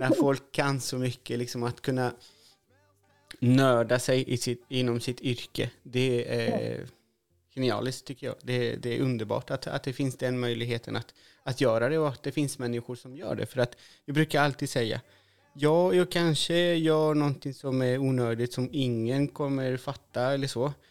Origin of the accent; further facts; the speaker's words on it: Chile; now in Sweden; Jag är ju från Chile